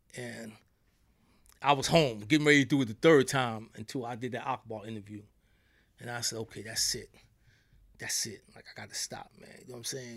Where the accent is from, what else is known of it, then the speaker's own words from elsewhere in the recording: New York, United States; accent: New York; they hear from my accent. I'm from New York